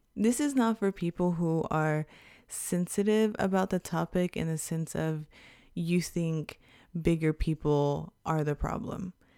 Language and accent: English; Houston, Texas, United States; now in Japan; an Afro-Latina American from Houston, Texas